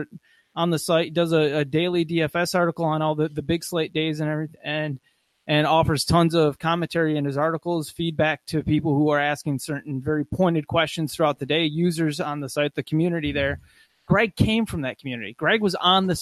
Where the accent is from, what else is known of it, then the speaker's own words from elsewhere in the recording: Muskegon, Michigan, United States; when I was growing up in Muskegon, Michigan